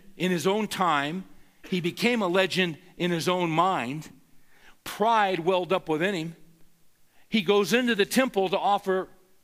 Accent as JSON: {"language": "English", "town": "Bakersfield", "region": "California", "country": "United States", "tie": "born or raised there", "said": "I grew up in the San Joaquin Valley of California, Bakersfield"}